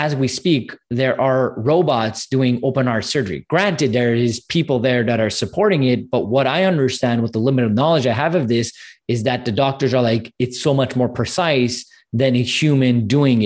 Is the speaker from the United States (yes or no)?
no; Montreal, Quebec, Canada; I'm actually from Canada, from Montreal.